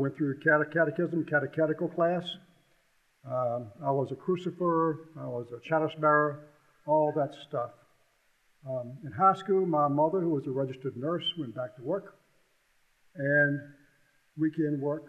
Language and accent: English; Columbia, United States; I grew up basically in Columbia, lived there when I was in the sixth grade